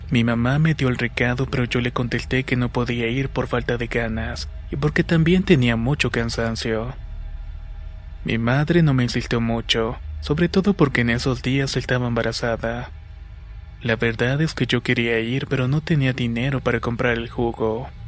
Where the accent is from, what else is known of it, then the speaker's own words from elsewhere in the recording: San Sebastián Malinalco, State of Mexico, Mexico; soy de San Sebastián Malinalco. Está ubicado en el Estado de México.